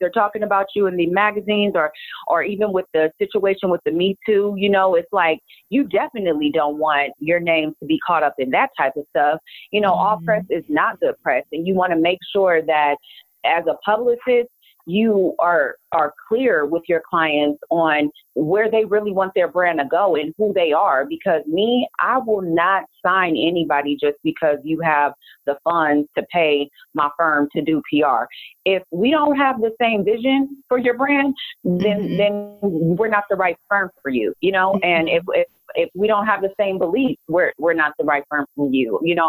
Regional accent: California, United States; I'm a hustler from the Bay Area.

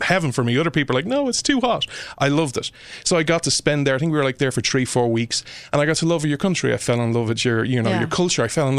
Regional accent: Ireland; And I just fell in love with the culture and this idea of, again, being an Irish person.

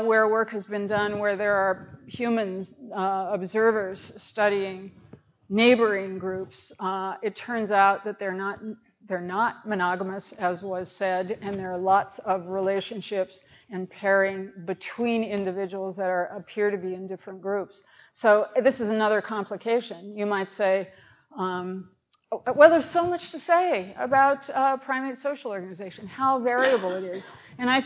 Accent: United States; I'm an American

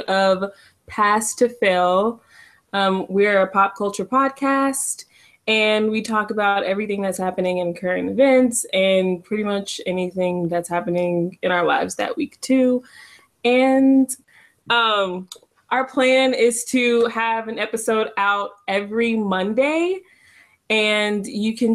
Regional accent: Dallas, Texas, United States; me from Texas, from Dallas, Texas

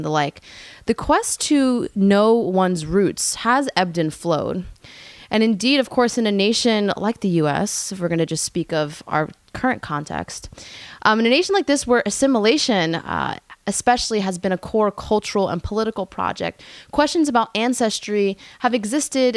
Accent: New York City, New York, United States; when people ask me where I'm from, and I get this question often, I usually respond with Brooklyn, of course.

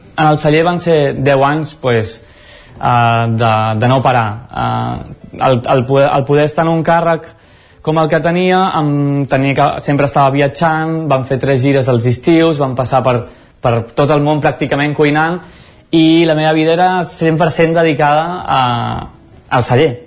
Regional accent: Mataró, Catalonia, Spain; now in Cardedeu, Spain; visc a Cardedeu, i bueno, sóc nascut per això a Mataró, al Maresme, a prop

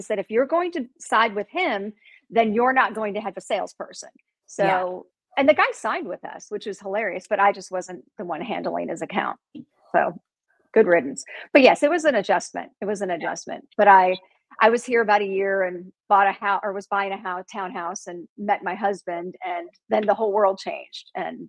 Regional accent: Chicago, Illinois, United States; also born or lived in Indiana; So like I said, I'm from Chicago. I'm originally from Indiana, but I spent my formative years in Chicago. I lived there till I was 30, and I'm Italian. So I have a Chicago Italian woman's personality.

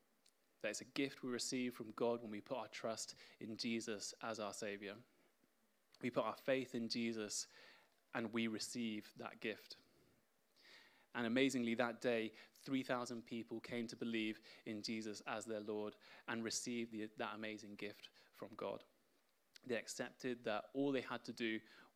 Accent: Spain; now in England; I was born in Spain, and I'm fluent in Spanish

